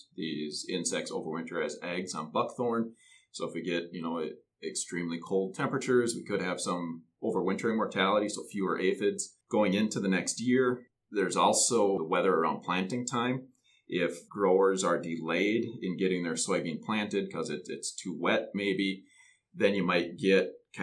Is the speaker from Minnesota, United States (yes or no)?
yes; just north of the Twin Cities, Minnesota, United States; I grew up in Minnesota, just north of the Twin Cities